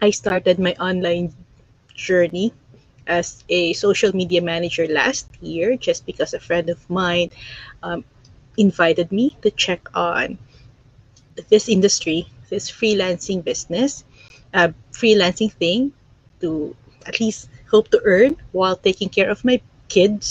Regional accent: Philippines; moved away as an adult; now in Ontario, Canada; I'm originally from the Philippines. I'm an immigrant here in Canada. I'm here in Ontario right now.

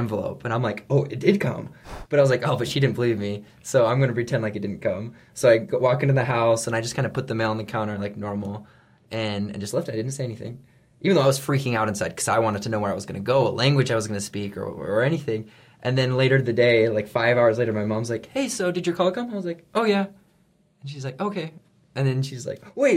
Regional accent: Oregon, United States; I'm from Oregon

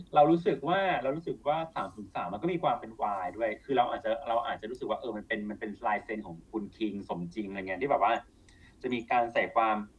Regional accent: Thailand; เราเป็นคนไทย

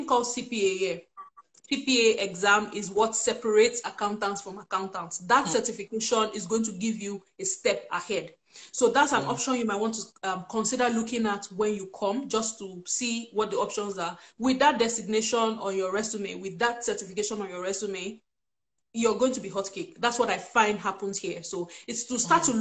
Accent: Benin City, Edo, Nigeria; moved away as an adult; also born or lived in Delta State, Nigeria / Abuja, Nigeria; now in Saskatoon, Canada; I'm actually from Delta State, but I was born and bred in Benin. So yeah, there's the Edo girl something going on underneath. I lived in Edo State like for the first major years of my life

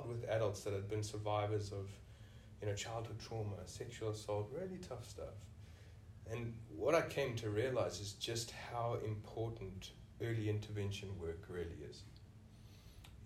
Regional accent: South Africa; moved away as an adult; now in Australia; you can hear from the accent, I'm originally from South Africa.

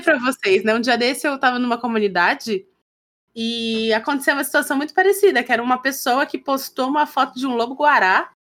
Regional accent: Pará, Brazil; a paraense, que é de onde eu venho e tal, cresci e tal

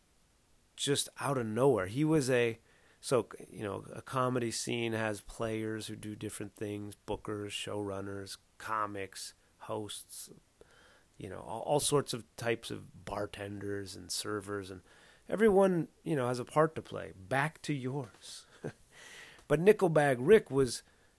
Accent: Southern California, United States; now in Atlanta, United States; I grew up in Southern California where everything's fucking brand new seeming

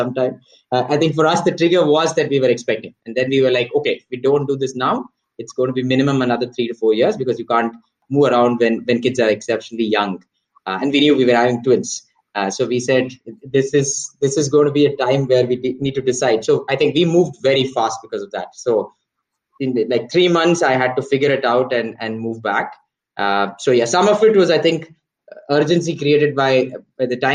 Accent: Chennai, Tamil Nadu, India; moved away as an adult; also born or lived in United States; fairly a small town boy, mostly grew up in South. Large part of it was also in Chennai.

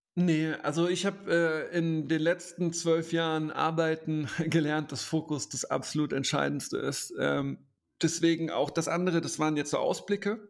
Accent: Koblenz, Rhineland-Palatinate, Germany; in Koblenz, meiner Heimatstadt

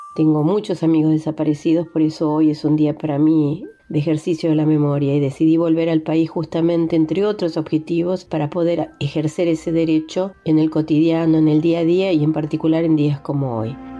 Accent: Argentina; moved away as an adult; also born or lived in Spain / Sweden / Mozambique; argentina, hija de paraguayos exilados febreristas en la Argentina

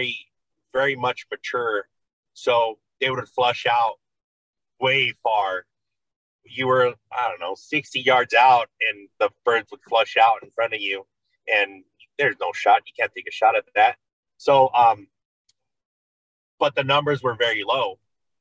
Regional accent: Oxnard, California, United States; I am from California, Oxnard, California

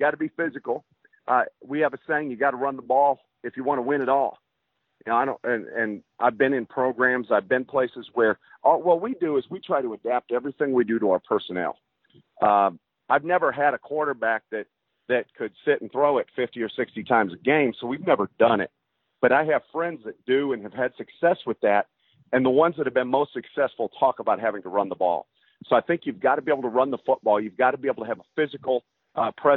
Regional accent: Iowa, United States; also born or lived in New York; now in Texas, United States; where I grew up in Iowa, everything closed down Friday night for a football game.

